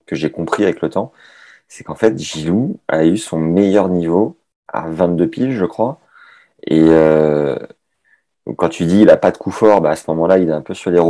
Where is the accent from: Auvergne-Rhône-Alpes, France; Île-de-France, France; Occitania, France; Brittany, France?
Occitania, France; Toulouse; J'ai fait un an euh, chez moi à Toulouse quand j'avais 13 ans.